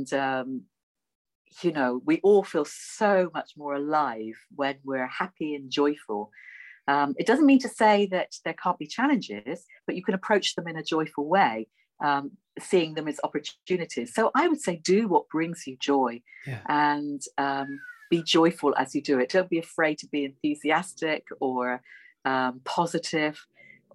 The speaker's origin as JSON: {"language": "English", "town": "Bristol", "region": "South West England", "country": "United Kingdom", "accent": "Bristolian", "said": "my Bristolian accent"}